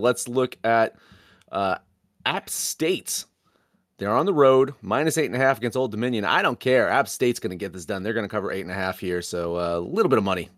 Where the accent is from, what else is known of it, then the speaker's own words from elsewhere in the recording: Monmouth County, New Jersey, United States; I'm from Monmouth County, New Jersey